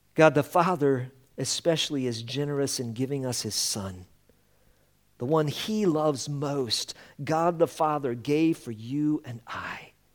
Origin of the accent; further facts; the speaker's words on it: Colorado, United States; moved away; we come from Colorado